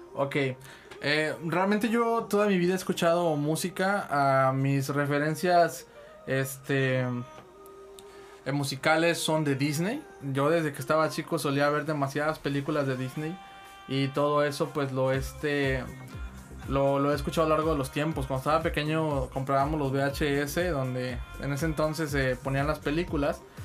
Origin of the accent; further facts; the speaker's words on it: Tampico, Tamaulipas, Mexico; yo soy de aquí, de Tampico, Tamaulipas